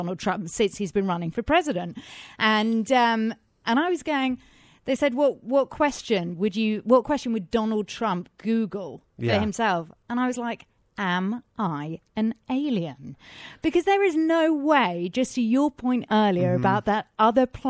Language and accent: English; England, United Kingdom; accent: English; now in Los Angeles, United States; my English accent, which, by the way, isn't put on despite what some people say